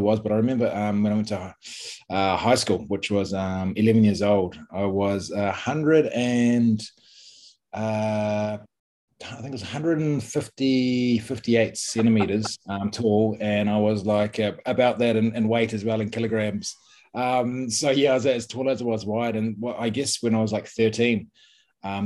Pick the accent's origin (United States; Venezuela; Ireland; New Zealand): New Zealand; New Plymouth, Taranaki; playing one of the golf courses, Fitzroy Golf Course in New Plymouth. I'm playing with my dad after school